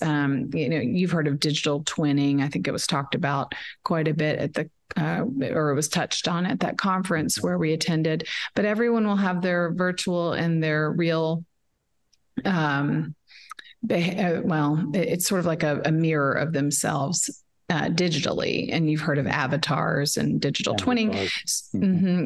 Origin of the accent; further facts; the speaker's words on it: Dallas, Texas, United States; also born or lived in Shreveport, Louisiana; I'm from Dallas and uh, was born in Shreveport, but have lived in Dallas my whole life